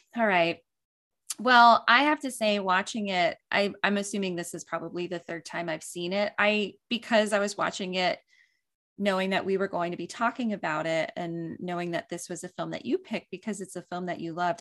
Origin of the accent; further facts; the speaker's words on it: East Coast, United States; growing up on the East Coast